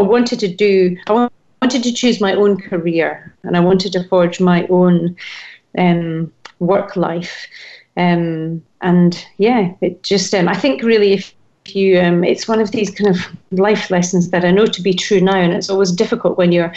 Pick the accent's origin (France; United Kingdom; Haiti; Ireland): United Kingdom; Edinburgh, Scotland; I'm Scottish. I came from Edinburgh, and the transport links in Scotland are not great.